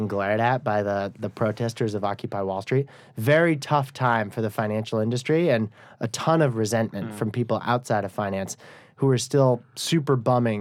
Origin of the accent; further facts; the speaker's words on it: Vermont, United States; moved away as an adult; also born or lived in New York City; now in Bay Area, California, United States; I'm from Vermont